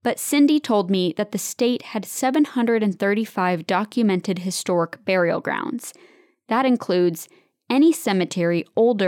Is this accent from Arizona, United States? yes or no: yes; the Valley, Arizona, United States; I was born and raised in the Valley